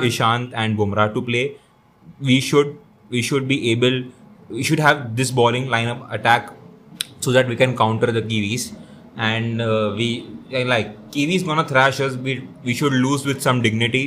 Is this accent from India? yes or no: yes; India; as an Indian cricket fan